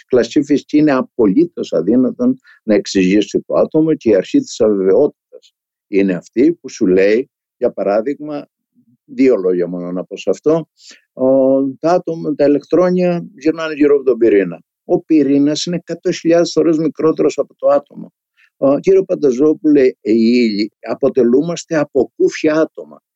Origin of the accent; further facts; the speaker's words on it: a village in Crete, Greece; moved away; σε ένα χωριό τη δεκαετία του 50 της, ε, της Κρήτης. Το σύμπαν μου ήταν το χωριό μου.